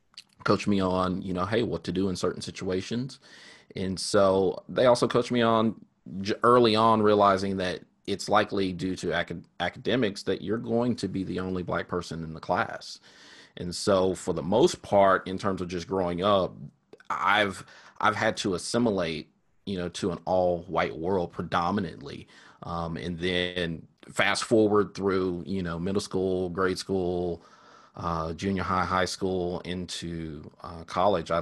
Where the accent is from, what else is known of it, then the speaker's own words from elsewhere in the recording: Sherman, Texas, United States; I grew up in Sherman, Texas